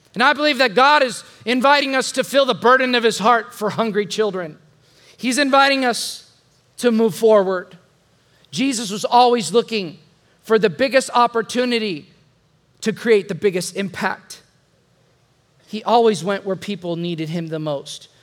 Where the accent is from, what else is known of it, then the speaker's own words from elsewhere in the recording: the Mexico border, Texas, United States; now in San Antonio, United States; when I was 12 years old, growing up on the Mexico border.